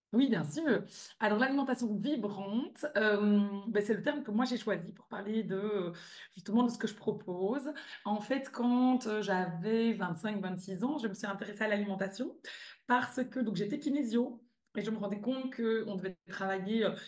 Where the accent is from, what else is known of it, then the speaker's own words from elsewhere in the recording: Belgium; moved away as an adult; also born or lived in California; now in Spain; je suis belge